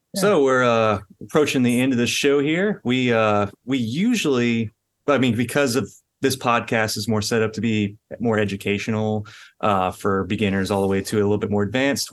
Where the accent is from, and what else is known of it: Louisiana, United States; born or raised there